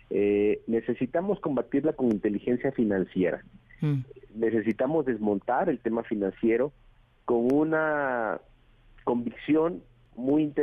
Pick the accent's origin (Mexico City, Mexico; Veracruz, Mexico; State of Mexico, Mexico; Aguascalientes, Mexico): Veracruz, Mexico; Minatitlán; Yo nací en Veracruz, ahí viví, ahí estudié, ahí crecí, la familia de mi mamá es de Minatitlán, la de mi papá es San Andrés Tuxtla.